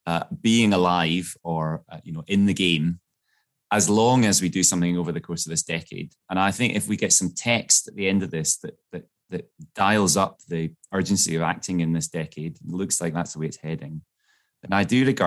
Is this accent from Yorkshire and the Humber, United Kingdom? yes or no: no; Glasgow, Scotland, United Kingdom; I grew up in Glasgow